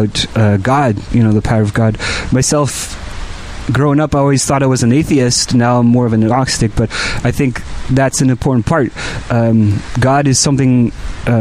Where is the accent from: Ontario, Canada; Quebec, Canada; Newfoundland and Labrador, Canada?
Quebec, Canada; Montreal; I grew up in Montreal my whole life